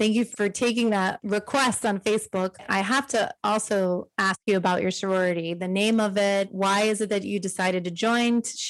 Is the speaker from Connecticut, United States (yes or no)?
yes; Connecticut, United States; now in Miami, United States; raising three kids here in Miami, not having family here myself, I'm not from Texas, I'm from Connecticut.